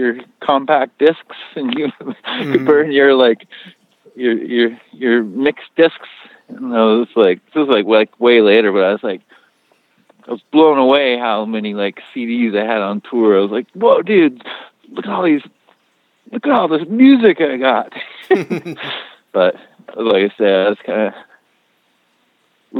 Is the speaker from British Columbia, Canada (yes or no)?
yes; Victoria, British Columbia, Canada; also born or lived in Vancouver; I grew up in, well, in Victoria, so on the island, on Vancouver Island.